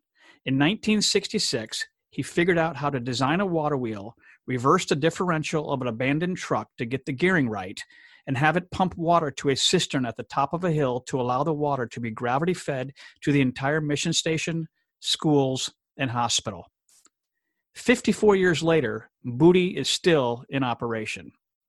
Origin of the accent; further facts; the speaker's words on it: DR Congo; where I share my experiences of growing up in the Democratic Republic of Congo in Central Africa.